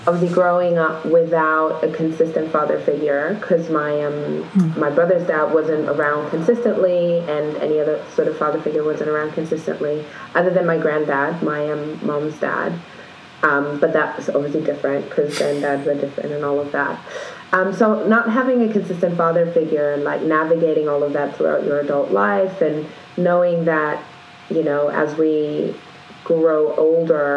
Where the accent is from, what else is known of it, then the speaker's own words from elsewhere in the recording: Nuremberg, Bavaria, Germany; moved away as an adult; now in London, United Kingdom; I was born and raised in Germany, actually, but my dad is African American